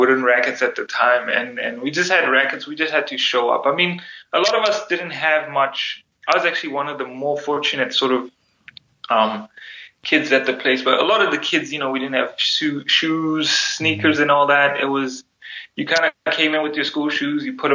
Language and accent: English; South Africa; moved away as an adult; now in United States; growing up in South Africa at that time was quite difficult